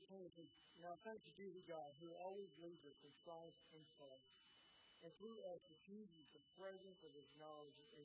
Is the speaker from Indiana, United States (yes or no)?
yes; Edgewood, Indiana, United States; moved away as an adult; now in North Carolina, United States; I grew up in Edgewood, and I did the sports there